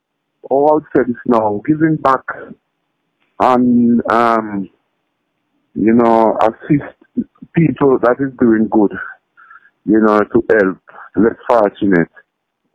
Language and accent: English; Saint Andrew, Jamaica; at my hometown, that's where I was born.